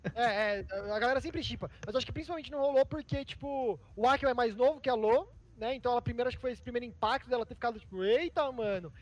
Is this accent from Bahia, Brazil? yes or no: no; Votorantim, São Paulo, Brazil; moved away as an adult; now in São Paulo, Brazil; Em Sorocaba, que é uma cidade muito pequena, que é de onde eu sou, né? Votorantim, que é menor ainda, do lado de Sorocaba.